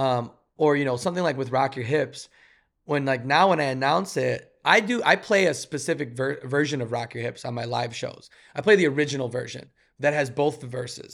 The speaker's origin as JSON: {"language": "English", "town": "Chicago", "region": "Illinois", "country": "United States", "said": "we're both from Chicago"}